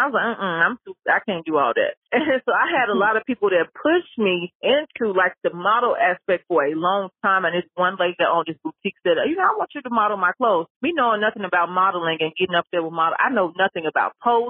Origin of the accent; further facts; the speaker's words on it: Memphis, Tennessee, United States; now in Atlanta, United States; I moved to Atlanta. I came from Memphis and I moved to Atlanta.